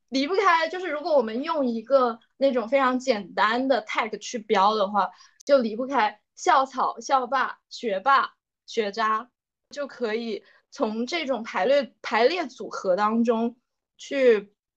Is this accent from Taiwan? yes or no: no; China; 作为一个中国人来讲